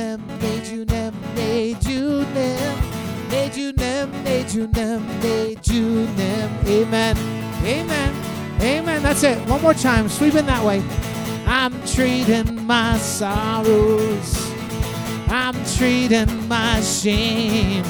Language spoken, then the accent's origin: English; Texas, United States; I'm from Texas